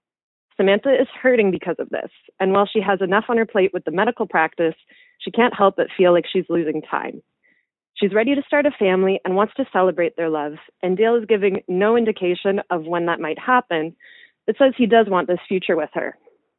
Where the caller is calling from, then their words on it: Canada; I'm calling from Canada